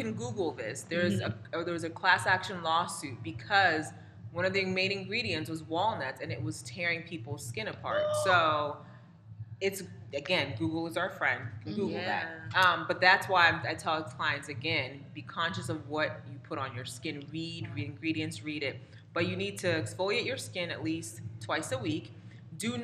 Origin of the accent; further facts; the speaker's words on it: Nigeria; I'm Nigerian, specifically Igbo